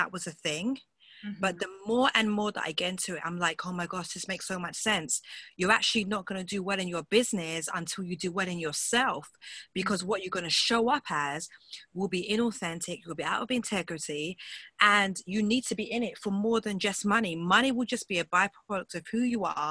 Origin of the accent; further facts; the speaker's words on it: England, United Kingdom; accent: British; now in London, United Kingdom; I'm from England. That's where I live